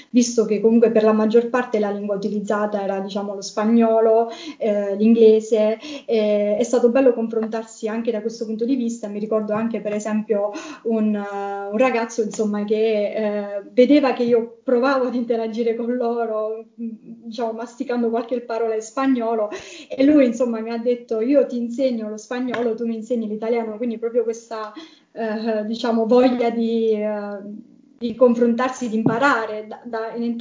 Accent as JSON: {"language": "Italian", "region": "Basilicata", "country": "Italy", "lives_now": "Rome, Italy", "said": "io non sono di Roma sono diciamo della Basilicata, quindi anche per dare quel tocco in più del, diciamo, della mia terra"}